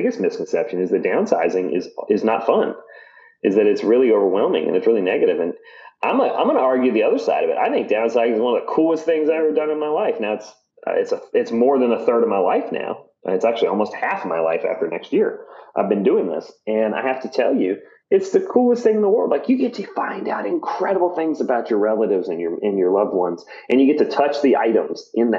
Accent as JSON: {"language": "English", "region": "Virginia", "country": "United States", "tie": "born or raised there", "said": "I grew up in Virginia, but my grandparents had a farm in Colorado"}